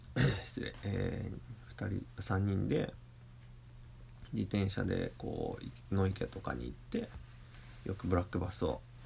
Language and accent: Japanese; Toyohashi, Aichi, Japan; 豊橋港っていう僕の地元の港